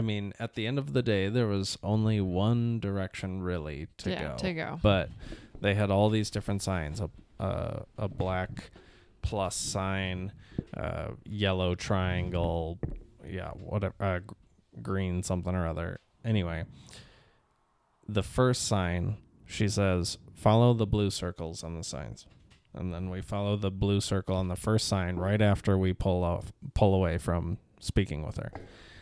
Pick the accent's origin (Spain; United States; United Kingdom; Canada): United Kingdom; Liverpool, North West England; Well... I'm from Liverpool.